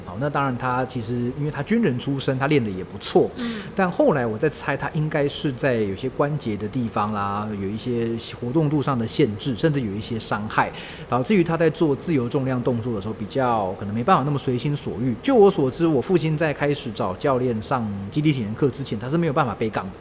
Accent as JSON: {"language": "Chinese", "region": "Taichung", "country": "Taiwan", "tie": "born or raised there", "moved": "yes", "said": "我老家在台中嘛"}